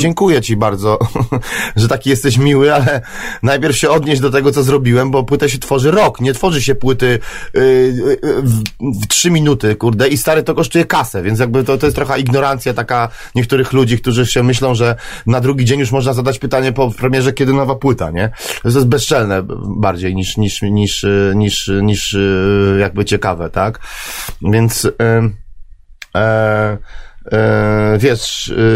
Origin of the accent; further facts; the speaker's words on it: Poland; my jesteśmy raperzy z Polski